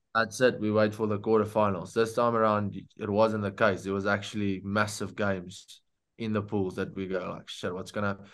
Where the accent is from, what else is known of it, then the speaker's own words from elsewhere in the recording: South Africa; being a South African